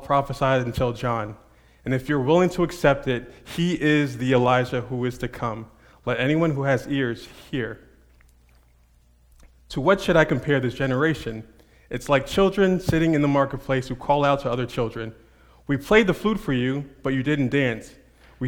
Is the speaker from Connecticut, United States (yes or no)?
no; Montclair, New Jersey, United States; moved away; I'm actually from Jersey. I'm not quite Princeton, but Montclair, New Jersey.